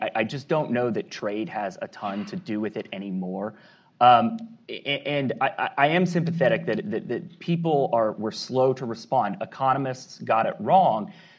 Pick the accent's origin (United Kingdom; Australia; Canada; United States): United States; South Carolina; I'm from South Carolina